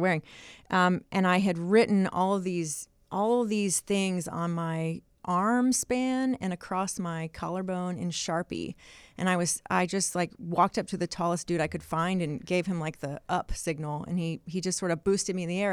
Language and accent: English; the South, United States; I grew up in the South